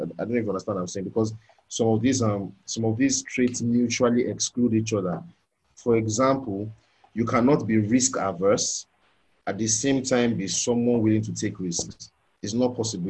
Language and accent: English; Nigeria; growing up in the Nigerian um, Word of Faith contest context